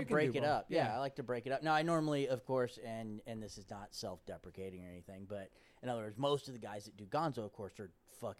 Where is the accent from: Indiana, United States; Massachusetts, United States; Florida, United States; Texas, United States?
Florida, United States; moved away; We're from Florida